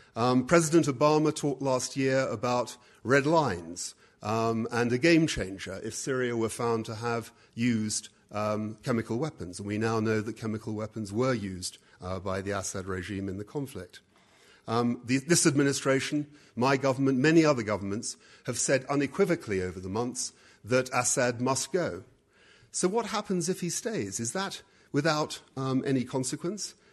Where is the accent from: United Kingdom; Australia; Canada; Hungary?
United Kingdom; I'm a Brit